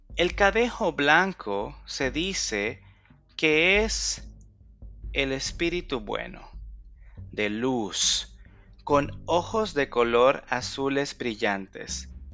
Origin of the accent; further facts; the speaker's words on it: El Salvador; mi lindo país, El Salvador